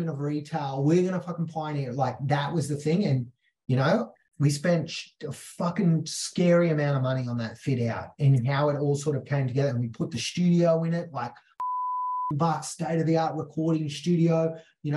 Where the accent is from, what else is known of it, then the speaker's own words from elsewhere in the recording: Mount Isa, Queensland, Australia; I'm the kid from Mount Isa in Australia.